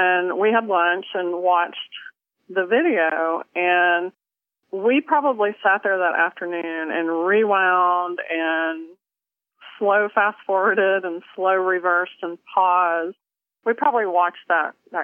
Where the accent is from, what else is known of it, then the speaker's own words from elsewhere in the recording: Tennessee, United States; also born or lived in Kentucky; I'm a Southern girl. I was born in Kentucky, raised in Tennessee, and grew up, you know, cooking with cast iron skillets